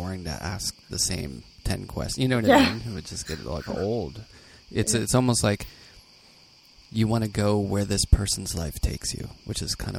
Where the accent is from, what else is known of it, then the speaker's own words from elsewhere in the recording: Pittsburgh, Pennsylvania, United States; moved away as an adult; also born or lived in New York; I grew up in Pittsburgh and like working class, you know, like kind of like Minneapolis.